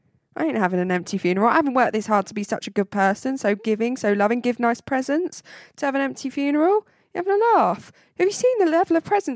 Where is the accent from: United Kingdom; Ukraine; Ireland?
Ireland; I'm Irish.